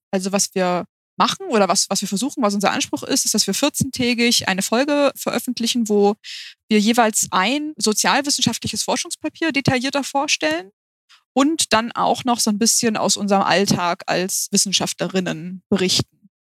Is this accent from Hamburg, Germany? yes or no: yes; Hamburg, Germany; wir kommen beide aus Hamburg